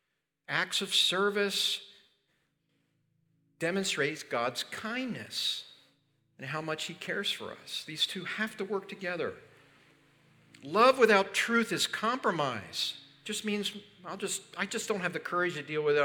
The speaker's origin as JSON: {"language": "English", "region": "Pennsylvania", "country": "United States", "tie": "born or raised there", "said": "where I grew up in Pennsylvania"}